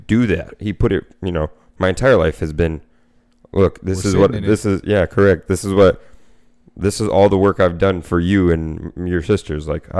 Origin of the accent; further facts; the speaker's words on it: Winter Park, Florida, United States; I was born in Winter Park.